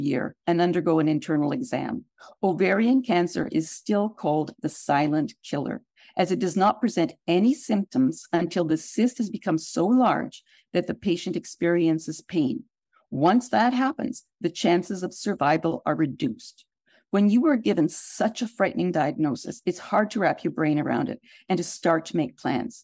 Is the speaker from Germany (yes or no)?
no; Canada; moved away; as I was born in Canada